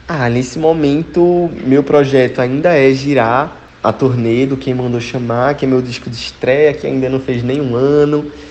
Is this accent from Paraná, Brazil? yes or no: no; Recife, Pernambuco, Brazil; eu sou de Recife, onde o movimento brega é muito forte